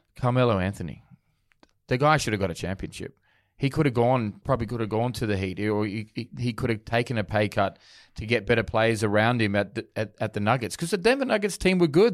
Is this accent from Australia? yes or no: yes; Australia; I'm born in Australia and I guess the, the sport that I grew up supporting in Australia was rugby league.